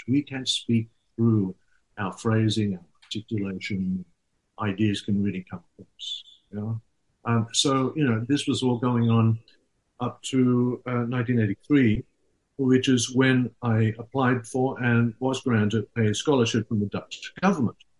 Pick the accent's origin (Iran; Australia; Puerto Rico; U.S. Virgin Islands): Australia; Sydney, New South Wales; moved away as an adult; also born or lived in Netherlands; growing up in Sydney, in Australia.